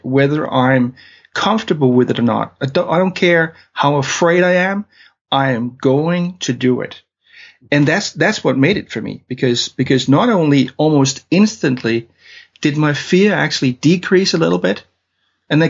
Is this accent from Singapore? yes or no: no; Denmark; English is a second language; now in London, United Kingdom; I'm from Denmark, hence my weird accent.